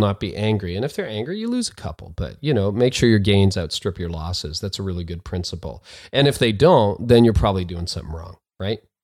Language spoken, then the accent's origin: English; Canada; also born or lived in north of Toronto, Canada; I'm a Canadian